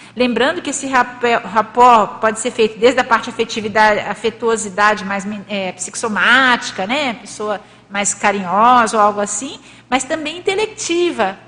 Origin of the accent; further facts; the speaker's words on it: Minas Gerais, Brazil; moved away as an adult; also born or lived in Rio de Janeiro; Eu nasci em Minas Gerais